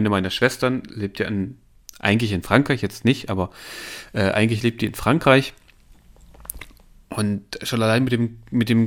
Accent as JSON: {"language": "German", "town": "Halle", "region": "Saxony-Anhalt", "country": "Germany", "said": "ich komme aus Halle"}